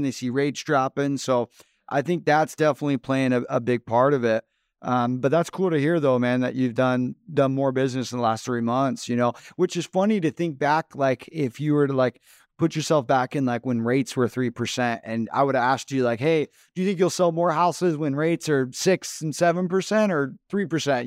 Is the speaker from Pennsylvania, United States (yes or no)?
no; Phoenix, Arizona, United States; Phoenix is my hometown, I was born and raised out here